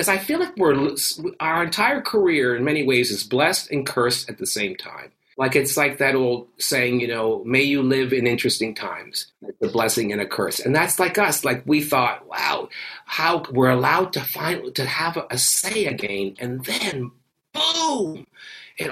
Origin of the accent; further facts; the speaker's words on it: Canada; I come from a socialist country